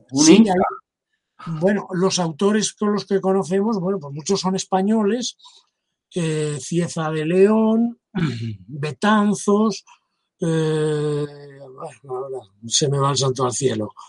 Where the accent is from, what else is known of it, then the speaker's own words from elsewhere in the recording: Quito, Pichincha, Ecuador; Yo soy quiteño.